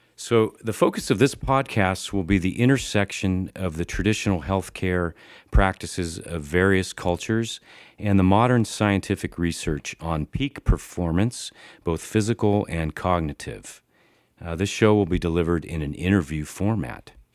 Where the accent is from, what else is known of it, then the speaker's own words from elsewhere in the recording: San Diego, California, United States; I graduated from the Pacific College of Oriental Medicine in my hometown of San Diego